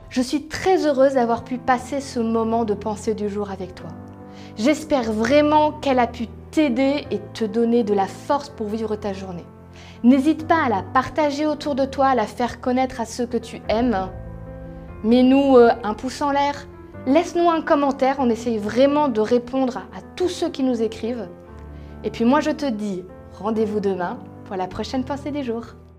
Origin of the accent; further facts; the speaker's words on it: Strasbourg, Grand Est, France; moved away as an adult; now in Paris region, France; je suis alsacienne, strasbourgeoise au départ, très fière de l'être